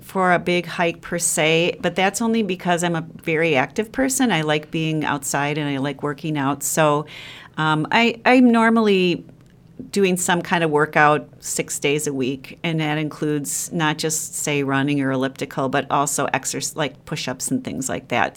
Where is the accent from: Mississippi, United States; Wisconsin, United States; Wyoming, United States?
Wisconsin, United States; Sheboygan; now in Madison, United States; having grown up in Sheboygan